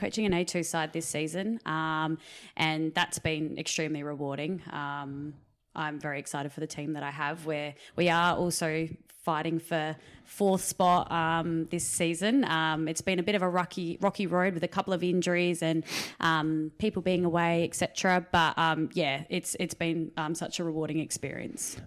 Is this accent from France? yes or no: no; Riverland, South Australia, Australia; back in my hometown 'cause I moved back to the Riverland in two thousand eighteen